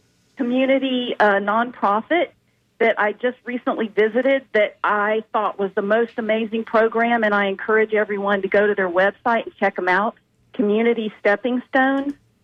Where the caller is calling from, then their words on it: Tampa, Florida, United States; hey. I'm calling from Tampa.